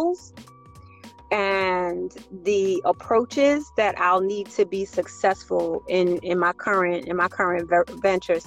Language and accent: English; New York City, New York, United States; I was born and raised in the Bronx